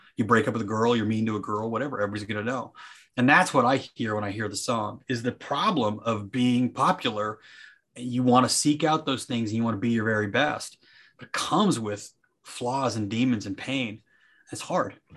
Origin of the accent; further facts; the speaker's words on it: Nephi, Utah, United States; moved away as an adult; also born or lived in Staten Island, New York; now in Florida, United States; when I grew up in Nephi, my brothers and I, we were the minority